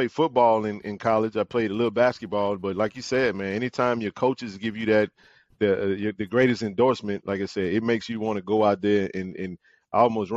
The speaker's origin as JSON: {"language": "English", "town": "Jackson", "region": "Mississippi", "country": "United States", "tie": "born or raised there", "said": "I grew up in Jackson, born and raised"}